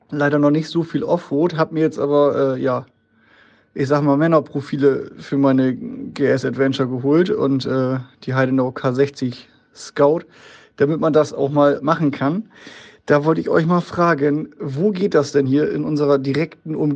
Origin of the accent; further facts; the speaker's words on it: Nordenham, Lower Saxony, Germany; Also, wie gesagt, ich komme aus Nordenham, das ist ja sehr, sehr dicht dabei an Bremen.